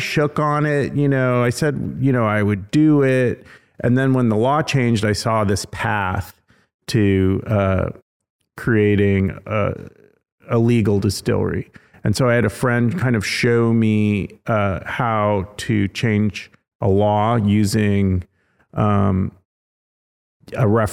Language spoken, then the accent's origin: English; California, United States; moved away as an adult; now in Tennessee, United States; I was born in California